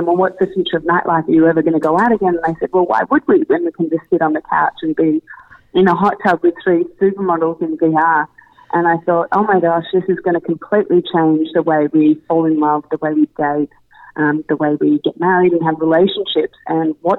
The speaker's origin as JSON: {"language": "English", "town": "Melbourne", "region": "Victoria", "country": "Australia", "tie": "born or raised there", "moved": "as an adult", "lives_now": "New York, United States", "said": "I grew up in Melbourne, Australia, and spent majority of my childhood, early adult life there, and moved to New York 6 years ago."}